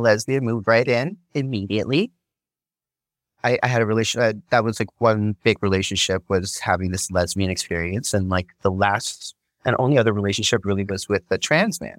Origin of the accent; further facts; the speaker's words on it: Hawaii, United States; moved away; I grew up in paradise, you know, the Aloha State